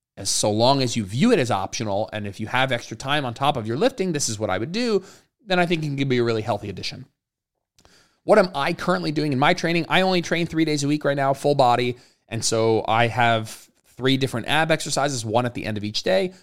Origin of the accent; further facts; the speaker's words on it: New Jersey, United States; moved away as an adult; also born or lived in Austin, Texas; now in Raleigh, United States; both Jenna and I grew up in New Jersey